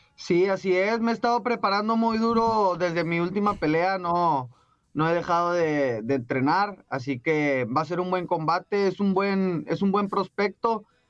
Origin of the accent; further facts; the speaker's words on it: Mexico; cómo somos los mexicanos